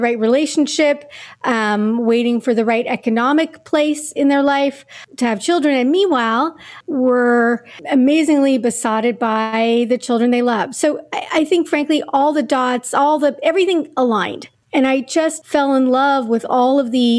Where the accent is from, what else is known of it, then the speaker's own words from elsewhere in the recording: Montreal, Quebec, Canada; moved away as an adult; now in New York, United States; I grew up in Montreal, Canada. I moved to the States in 93 after graduating.